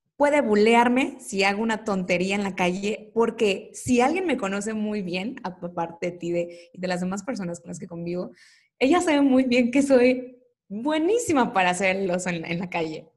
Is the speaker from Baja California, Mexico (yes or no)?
no; Coatzacoalcos, Veracruz, Mexico; moved away as an adult; now in Mexico City, Mexico; Yo soy de, Veracruz, de Coatzacoalcos específicamente, y ya tengo algunos años viviendo aquí en la Ciudad de México